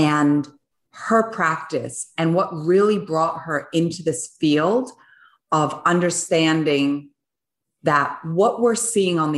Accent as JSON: {"language": "English", "country": "Switzerland", "tie": "born or raised there", "said": "I was born in Switzerland, and I was born on a biodynamic farm."}